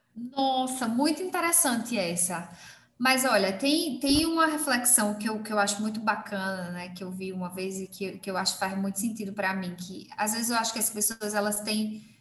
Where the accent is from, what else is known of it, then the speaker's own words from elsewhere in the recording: Belo Jardim, Pernambuco, Brazil; now in Caruaru, Brazil; Em Belo Jardim, numa cidade menor ainda do que a que eu estou hoje, né? Que é a cidade onde eu nasci.